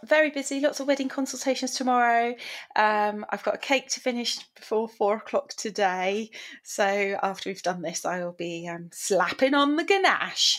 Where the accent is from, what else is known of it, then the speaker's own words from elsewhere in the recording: England, United Kingdom; we're english oh, we're British. we're from the United Kingdom